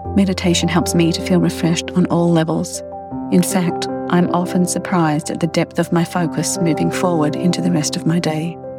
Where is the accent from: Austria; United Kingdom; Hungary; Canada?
Canada; Winnipeg, Manitoba; born or raised there